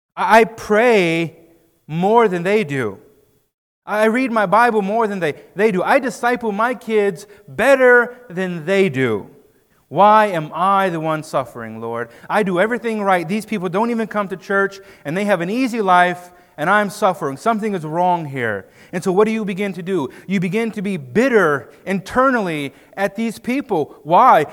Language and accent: English; United States; we're American